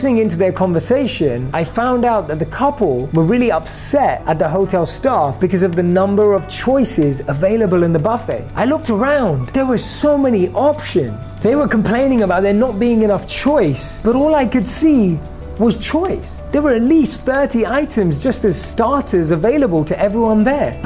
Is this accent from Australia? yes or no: no; London, United Kingdom; Growing up in London